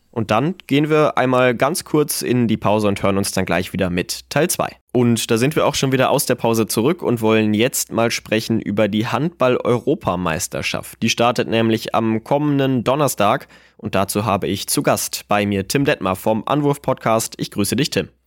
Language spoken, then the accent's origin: German; Germany; bei uns in Deutschland